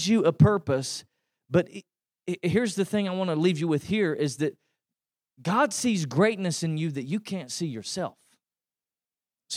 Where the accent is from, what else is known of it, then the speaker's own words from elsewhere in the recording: East Tennessee, United States; now in Texas, United States; I grew up in East Tennessee, and that's why you can tell I'm not from here